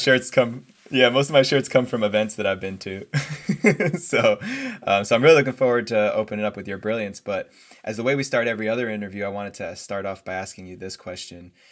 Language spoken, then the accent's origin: English; United States; moved away as an adult; also born or lived in New Jersey / New York City; now in California, United States; I grew up in New Jersey, New York City, and over the past five years living out in California